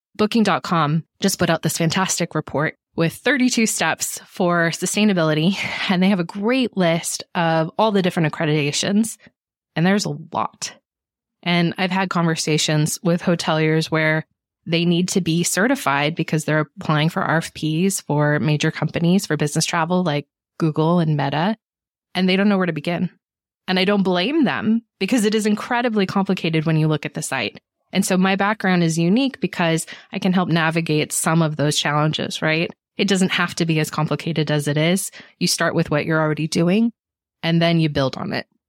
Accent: Monterey Bay, California, United States; I grew up in the Monterey Bay, which is a beautiful place to grow up.

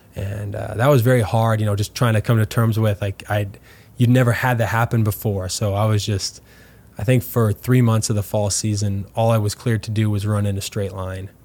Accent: Winnipeg, Manitoba, Canada; also born or lived in LaSalle, Manitoba; now in St. Louis, United States; growing up in Winnipeg

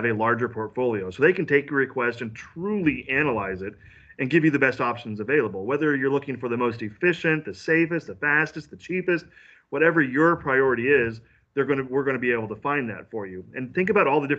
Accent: Central Illinois, United States; moved away as an adult; now in St. Louis, United States; I grew up in Central Illinois. I'm a farm boy that's decided to go live in the big city

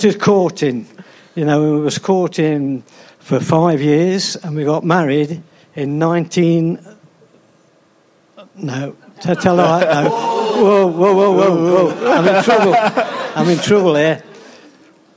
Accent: Arnold, East Midlands, United Kingdom; also born or lived in Beeston; I was born in Arnold.

